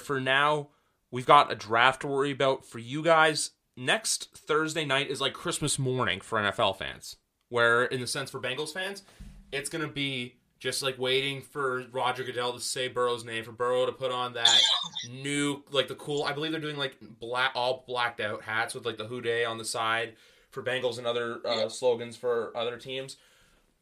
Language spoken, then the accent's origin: English; Canada; I'm from Canada